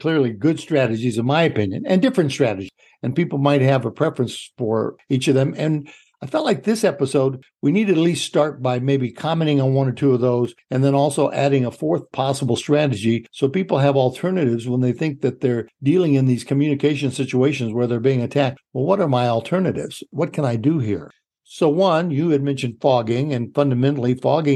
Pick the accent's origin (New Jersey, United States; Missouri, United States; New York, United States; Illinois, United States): Illinois, United States; I'm from Illinois